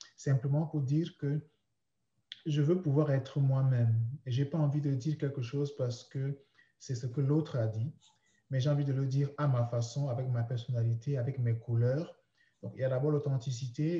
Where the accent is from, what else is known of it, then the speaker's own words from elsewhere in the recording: Douala, Littoral, Cameroon; moved away as an adult; now in Canada; toute mon enfance, ma jeunesse, l'adolescence et même mes premières années de vie d'adulte ont commencé au Cameroun. Et euh, j'étais dans une ville, la capitale économique, qu'on appelle euh, Douala. C'est là que j'ai vécu.